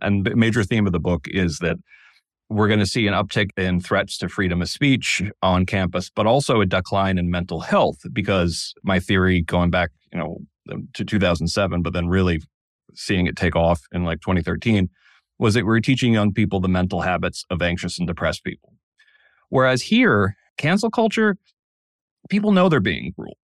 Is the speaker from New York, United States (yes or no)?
no; Danbury, Connecticut, United States; moved away; I grew up in Danbury, Connecticut